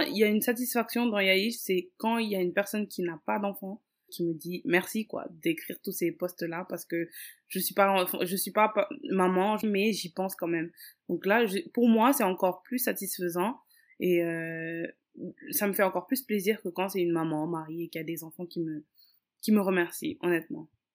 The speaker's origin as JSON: {"language": "French", "region": "Dakar", "country": "Senegal", "tie": "born or raised there", "said": "je suis née et j'ai grandi à Dakar au Sénégal. Euh, je suis d'origine capverdienne"}